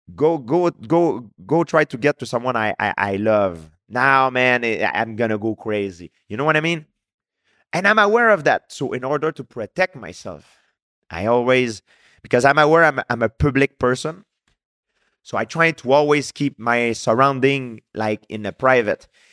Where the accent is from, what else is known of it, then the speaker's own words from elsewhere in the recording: Canada; I'm from Canada